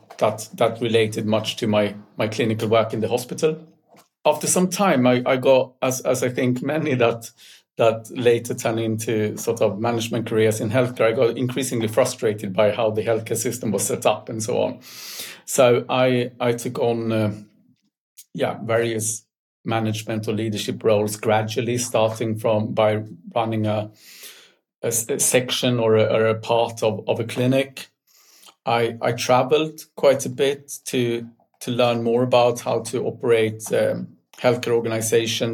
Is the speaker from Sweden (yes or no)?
yes; Stockholm, Stockholm County, Sweden; I'm born and raised in Stockholm, in a city kid